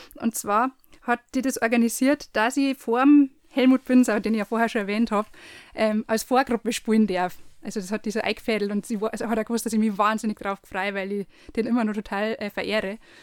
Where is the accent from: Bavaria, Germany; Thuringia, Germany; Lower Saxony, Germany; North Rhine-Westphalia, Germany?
Bavaria, Germany; Landshut; now in Erding district, Germany; bin gebürtige Landshuterin, wohne jetzt aber im Landkreis Erding